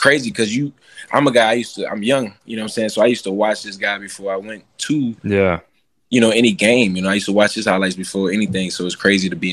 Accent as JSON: {"language": "English", "town": "New Orleans", "region": "Louisiana", "country": "United States", "tie": "born or raised there", "said": "I'm from New Orleans"}